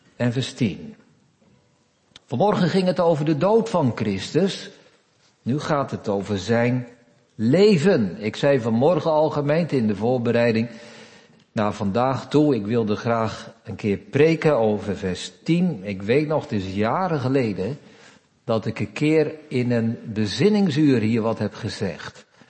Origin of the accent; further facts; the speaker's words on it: Netherlands; we zijn Nederlanders van vandaag de dag